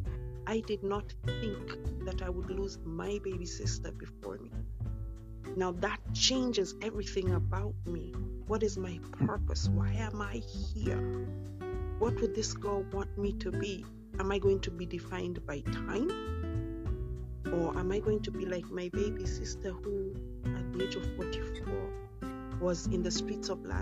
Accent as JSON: {"language": "English", "country": "Kenya", "tie": "born or raised there", "also_born_or_lived": "United Kingdom", "said": "I am British born but Kenyan raised"}